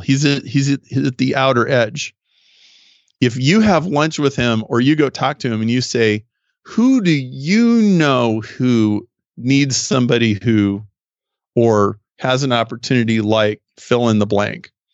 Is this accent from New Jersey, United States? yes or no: no; Nebraska, United States; now in Chicago, United States; I grew up in Nebraska. I live in Chicago, so I'm a very Midwestern guy